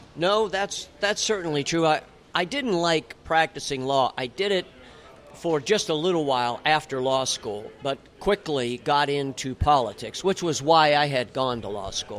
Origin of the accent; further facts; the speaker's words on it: Bradford, Pennsylvania, United States; also born or lived in Pittsburgh, Pennsylvania; I was born in Pittsburgh, Pittsburgh in guy. 1956. I turned okay. 60 this year. But I grew up in the little northern tier town of Bradford, Pennsylvania